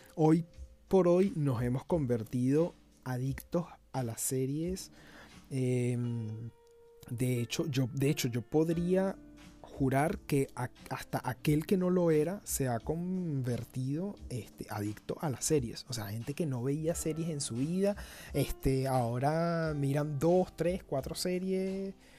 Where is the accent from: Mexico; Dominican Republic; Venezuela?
Venezuela; cuando era niño eh, estando en Venezuela